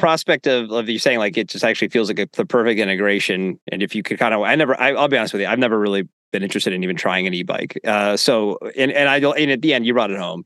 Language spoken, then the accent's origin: English; Northeast, United States; moved away; growing up in the Northeast